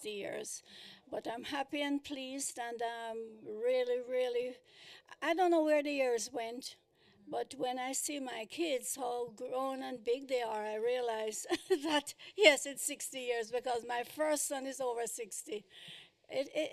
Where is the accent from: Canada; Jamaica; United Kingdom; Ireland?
Jamaica; Kingston; moved away as an adult; now in United States; I was born in Kingston, Jamaica